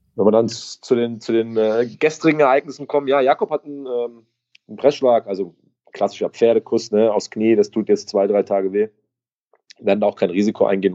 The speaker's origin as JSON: {"language": "German", "town": "Gückingen", "region": "Rhineland-Palatinate", "country": "Germany", "tie": "born or raised there", "said": "in meiner Heimat in Gückingen"}